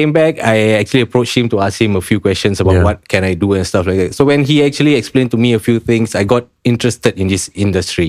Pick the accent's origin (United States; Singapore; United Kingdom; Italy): Singapore; moved away as an adult; also born or lived in Kuala Lumpur, Malaysia; I'm Singaporean, so I could buy a BTO even though I was not staying here